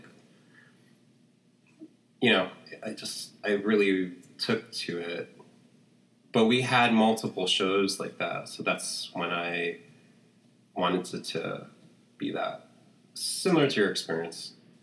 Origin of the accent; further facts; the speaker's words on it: Hawaii, United States; moved away as an adult; also born or lived in San Francisco; now in New York, United States; I'm from Hawaii